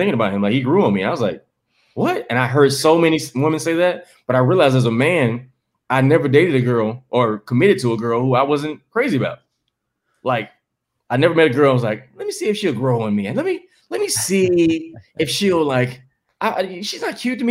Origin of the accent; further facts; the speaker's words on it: the South, United States; now in Los Angeles, United States; I'm from the South